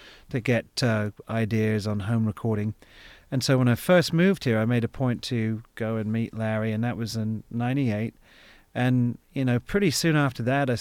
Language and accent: English; England, United Kingdom; moved away; also born or lived in Denver; I'm from England